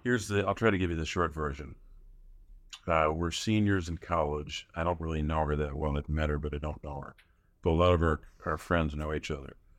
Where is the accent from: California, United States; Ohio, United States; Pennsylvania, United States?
Pennsylvania, United States; Scranton; I grew up in Scranton, Pennsylvania, which I, where I still live